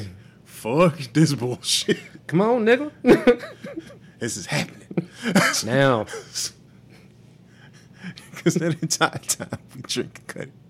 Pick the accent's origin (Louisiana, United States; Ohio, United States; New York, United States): Louisiana, United States; New Orleans; oh, I'm from New Orleans.